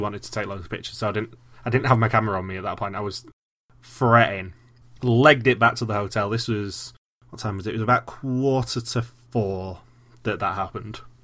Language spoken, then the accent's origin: English; England, United Kingdom; I'm English.